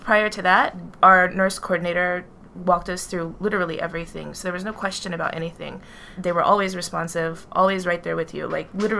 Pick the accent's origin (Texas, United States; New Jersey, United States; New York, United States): New York, United States; New York City; we come from New York City